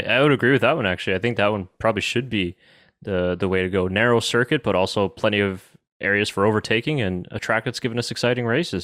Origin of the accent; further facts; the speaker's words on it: Canada; us as as Canadian F1 fans